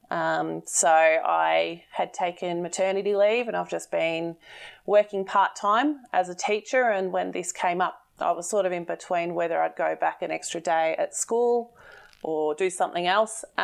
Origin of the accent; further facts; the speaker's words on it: Bendigo, Victoria, Australia; I'm from Bendigo.